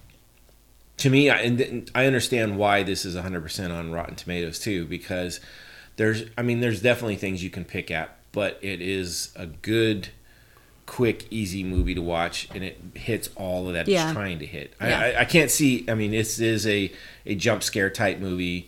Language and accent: English; United States; being an American